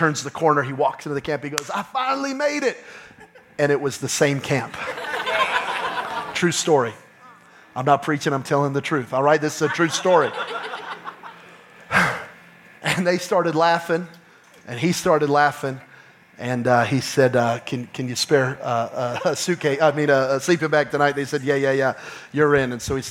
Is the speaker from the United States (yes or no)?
yes; New Mexico, United States; I'm from New Mexico